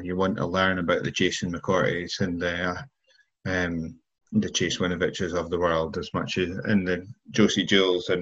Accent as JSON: {"language": "English", "country": "United Kingdom", "said": "as many British people are"}